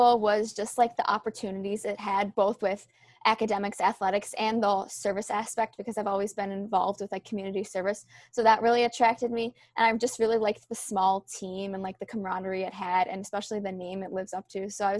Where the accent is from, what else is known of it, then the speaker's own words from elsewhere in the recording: Rochester, New York, United States; moved away as an adult; now in New Rochelle, United States; I'm from upstate New York and Rochester, so there are some trails and hills, but it's definitely a lot hillier here